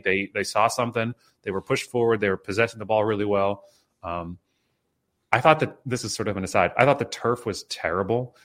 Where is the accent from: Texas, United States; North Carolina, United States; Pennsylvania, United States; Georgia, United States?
Pennsylvania, United States; State College; I grew up in State College, so I'm, like, a Penn State guy